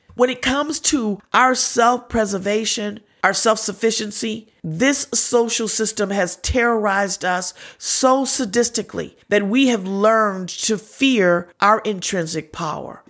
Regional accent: United States; as African Americans, we have come a long way

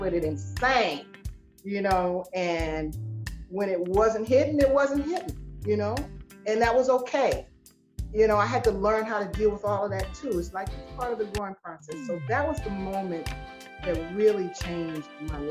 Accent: Columbia, South Carolina, United States; I joined a local band in my hometown, Columbia, South Carolina

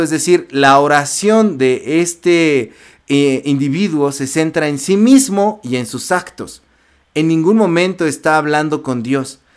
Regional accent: Mexico; en México, nosotros estamos peleados con, con la Iglesia Católica

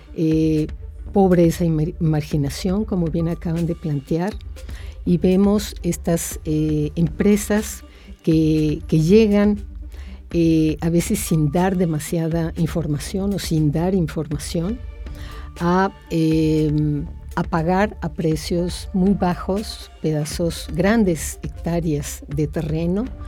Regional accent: Mexico; nosotros, como mexicanos

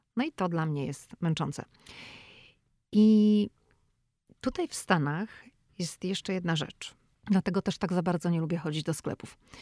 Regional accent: Szczecin, West Pomeranian Voivodeship, Poland; moved away as an adult; now in United States; ja pochodzę ze Szczecina

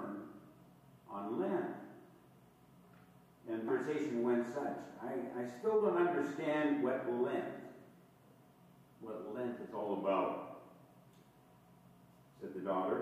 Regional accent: Todd County, Douglas County area, Minnesota, United States; growing up in the Todd County, Douglas County area

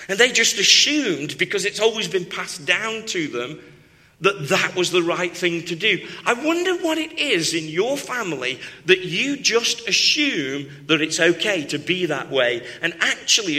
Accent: Stoke-on-Trent, West Midlands, United Kingdom; I'm from Stoke-on-Trent, where they make lots of pottery

